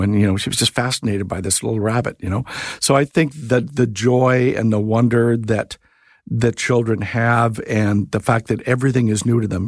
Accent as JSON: {"language": "English", "region": "California", "country": "United States", "tie": "born or raised there", "moved": "yes", "said": "growing up in the States in California"}